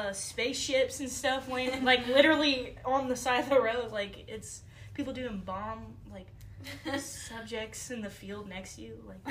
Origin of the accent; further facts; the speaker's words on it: Brenham, Texas, United States; also born or lived in College Station / Houston; So when I was born in College Station, and then we lived there for a while. And then we moved to Brenham, where we had our own acres, and then my grandpa had cattle, and they still do. But then I moved to Houston